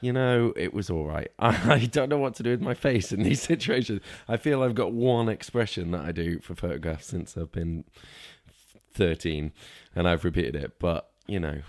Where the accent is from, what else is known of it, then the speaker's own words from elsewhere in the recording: Northwich, North West England, United Kingdom; also born or lived in Lancaster / Cornwall / Manchester; grew up in Cheshire, kind of around the Norwich area from, like, about nine to, to eighteen